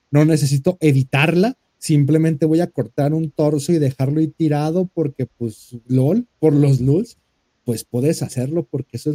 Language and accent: Spanish; Mexico; somos mexicanos, somos chingones y mandamos ayuda en cuanto hay un terremoto